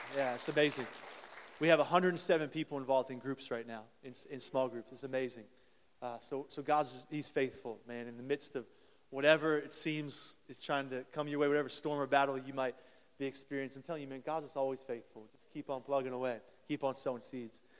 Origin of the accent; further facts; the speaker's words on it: Columbus, Ohio, United States; moved away; They're playing in Columbus, actually, today right now, my hometown